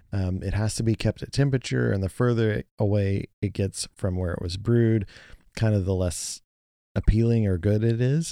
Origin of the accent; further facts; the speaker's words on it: United States; as an American